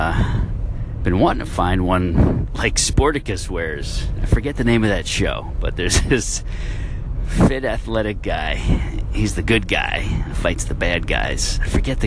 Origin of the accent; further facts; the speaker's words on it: Westchester, New York, United States; moved away as an adult; also born or lived in Brooklyn, New York / Buffalo, New York; now in northeastern Florida, United States; born in Brooklyn and raised in Westchester, went to college in Buffalo, New York